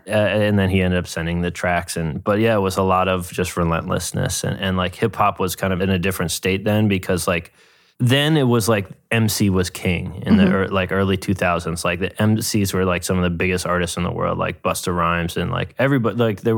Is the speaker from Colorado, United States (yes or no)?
no; New York, United States; I grew up in New York in the 90s